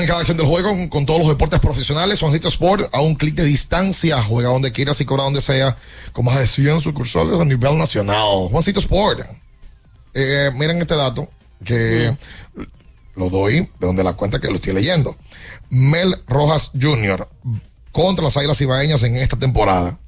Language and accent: Spanish; Dominican Republic; cómo somos nosotros los dominicanos